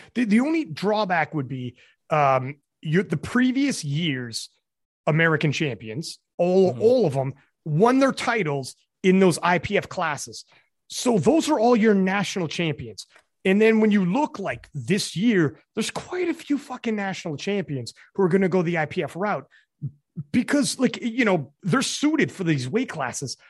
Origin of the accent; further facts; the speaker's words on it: Canada; I'm Canadian